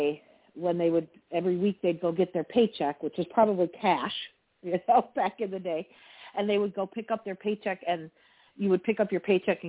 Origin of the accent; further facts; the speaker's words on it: Milwaukee, Wisconsin, United States; I grew up in Milwaukee